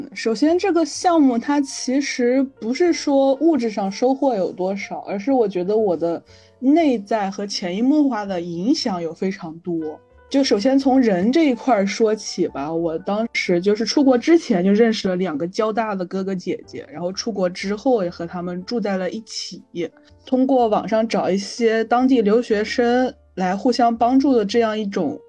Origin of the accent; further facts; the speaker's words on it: Jiangsu, China; moved away as an adult; also born or lived in Beijing; 我从江苏去北京上学